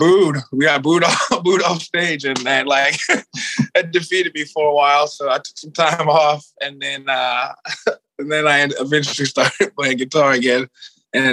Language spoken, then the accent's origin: English; Richmond, Virginia, United States; moved away as an adult; now in Los Angeles, United States; I'm from Richmond, Virginia. I moved out here 8 years ago.